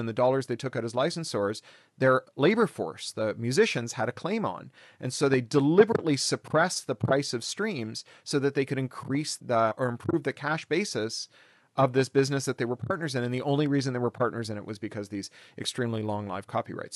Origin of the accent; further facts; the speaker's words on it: Canada; My grandfather was, or my father was born in the Soviet Union, but I was born in Canada.